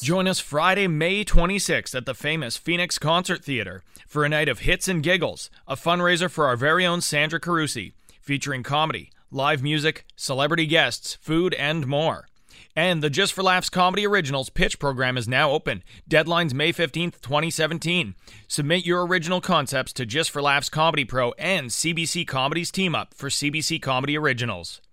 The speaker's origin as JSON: {"language": "English", "town": "Thunder Bay", "region": "Ontario", "country": "Canada", "tie": "born or raised there", "said": "growing up in Thunder Bay"}